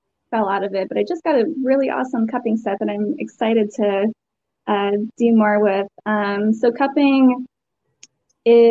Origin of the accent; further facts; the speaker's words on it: Connecticut, United States; moved away as an adult; also born or lived in Asheville, North Carolina / Savannah, Georgia; now in North Carolina, United States; I'm from Connecticut originally